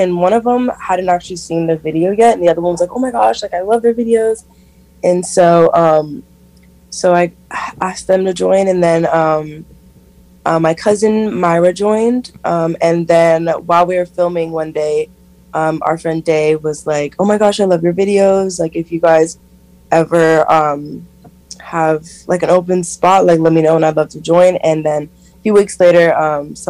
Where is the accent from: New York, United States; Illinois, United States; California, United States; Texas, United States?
California, United States; San Diego; moved away as an adult; now in San Francisco, United States; I grew up in San Diego, and not downtown San Diego, if anyone knows, Encinitas, Carlsbad, the Oceanside area, so it's by the coast